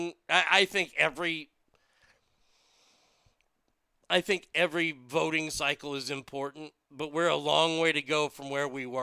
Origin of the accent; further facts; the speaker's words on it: Texas, United States; as a Texan